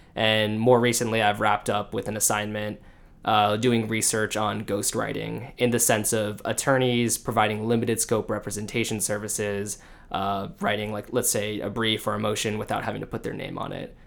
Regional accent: Orange County, California, United States; moved away as an adult; also born or lived in Los Angeles / Michigan / Washington, D.C.; I grew up in Orange County, California, uh, went to college in L

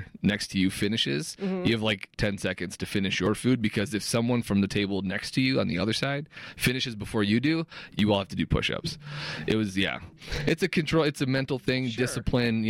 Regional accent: Detroit, Michigan, United States; moved away as an adult; in Detroit growing up

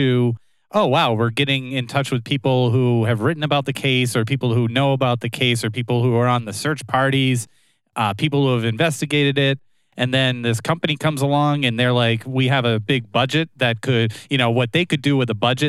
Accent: southern New Hampshire, United States; I grew up in southern New Hampshire

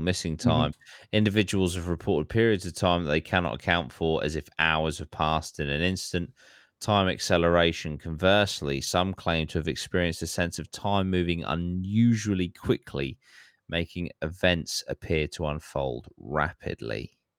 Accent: Florida, United States; born there; Like how just because I'm born from Florida, that doesn't mean I can't just leave to go to Colorado.

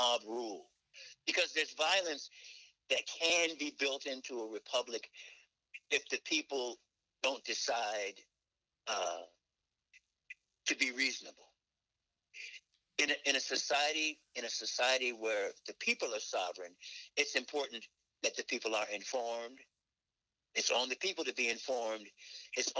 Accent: Newport News, Virginia, United States; moved away; We grew up in Newport News

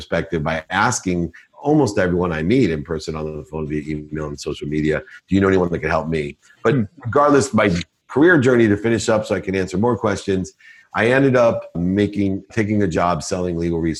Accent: Akron, Ohio, United States; I was born in Akron, Ohio, single mom, six kids, packed my dinner in a paper bag, turned up, filled up turnstiles at 7-Elevens with greeting cards

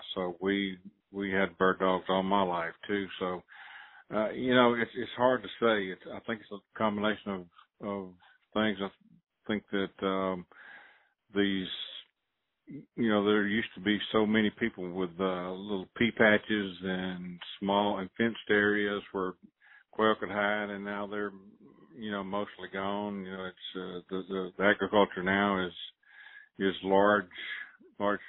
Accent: Mississippi, United States; moved away as an adult; now in Mobile, United States; I grew up in Mississippi

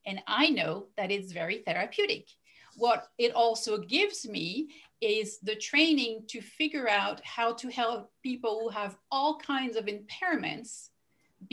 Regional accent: Belgium; first language French; English is a second language; moved away; I'm originally from Belgium

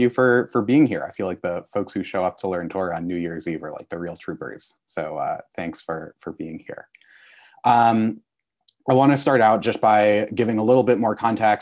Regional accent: Connecticut, United States; I grew up in Connecticut

